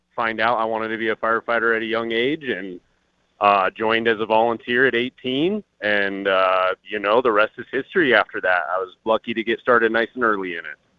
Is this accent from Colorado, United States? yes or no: yes; Colorado Springs, Colorado, United States; I was born and raised in Colorado Springs